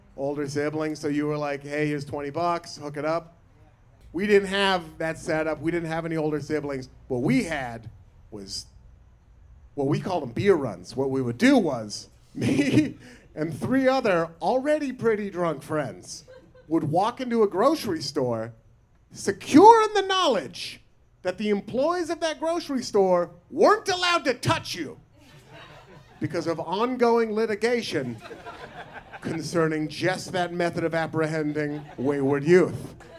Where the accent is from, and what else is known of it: Portland, Oregon, United States; born or raised there